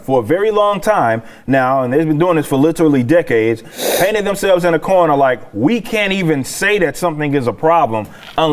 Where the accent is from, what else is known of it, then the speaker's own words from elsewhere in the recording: Texas, United States; I'm from Texas. I lived in South Texas